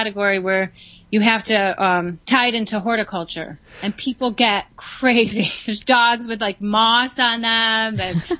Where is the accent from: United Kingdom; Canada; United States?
United States; Chicago, Illinois; in my hometown of Chicago